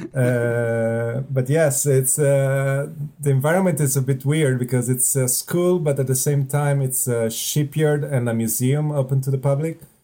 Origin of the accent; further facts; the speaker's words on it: close to Milan, Lombardy, Italy; English is a second language; moved away as an adult; also born or lived in Venice, Italy; now in Spain; I come from the north of Italy, close to Milan